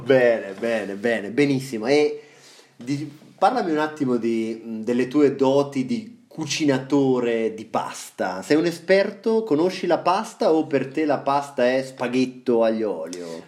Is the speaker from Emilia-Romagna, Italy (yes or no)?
no; Marche, Italy